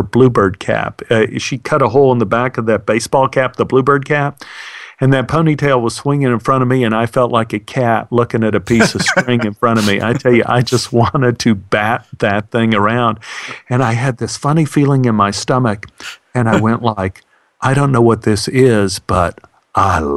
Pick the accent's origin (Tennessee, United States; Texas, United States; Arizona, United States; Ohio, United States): Texas, United States; Dallas; growing up in Oak Cliff